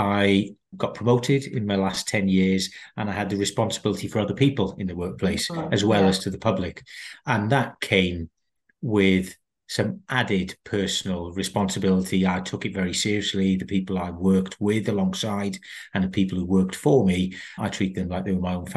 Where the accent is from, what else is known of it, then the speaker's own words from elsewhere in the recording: South Wales, United Kingdom; moved away as an adult; I'm born and brought up in South Wales. People will pick up from my accent.